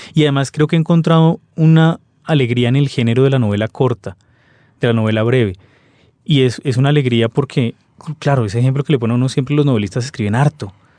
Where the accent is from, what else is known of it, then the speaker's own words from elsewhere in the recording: Colombia; somos colombianos